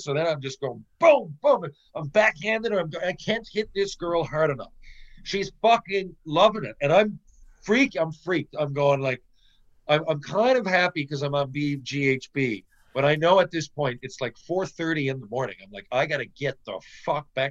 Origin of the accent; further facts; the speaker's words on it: Newfoundland and Labrador, Canada; moved away; growing up in Newfoundland